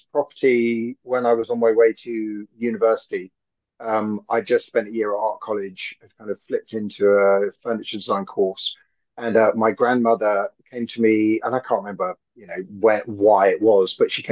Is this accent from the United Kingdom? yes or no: yes; London, United Kingdom; I'm born and bred in Hackney. So I'm proper EastEnders.